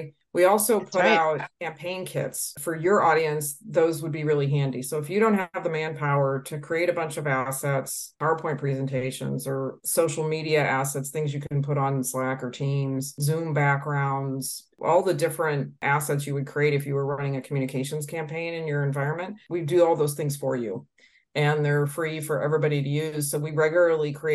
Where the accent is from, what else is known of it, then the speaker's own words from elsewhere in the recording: Detroit, Michigan, United States; I'm originally from the Detroit area.